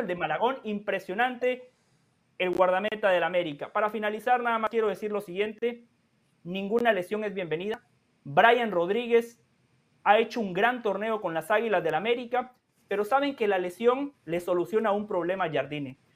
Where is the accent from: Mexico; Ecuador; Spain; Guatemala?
Guatemala; Huehuetenango; moved away; En mi pueblo muy humilde, Jorge, lejos de la civilización, lejos de Ciudad de Guatemala, un pueblo en un país tercero.